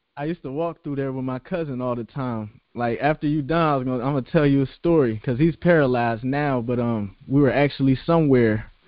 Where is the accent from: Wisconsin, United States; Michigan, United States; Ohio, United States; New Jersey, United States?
Ohio, United States; Columbus; moved away; I'm from Southfield, and within Southfield, it was New Southfield, which is where I'm from